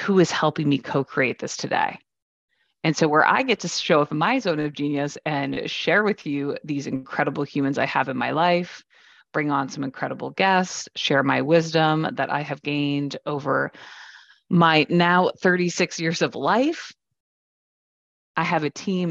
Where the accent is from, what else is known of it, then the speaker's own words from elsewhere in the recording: Waterloo, Ontario, Canada; I grew up in Waterloo, Ontario, Canada, home of the Blackberry